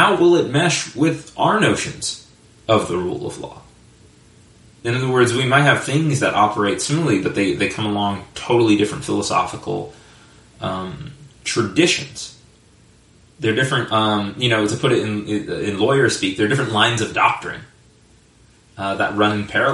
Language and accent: English; United States; as an American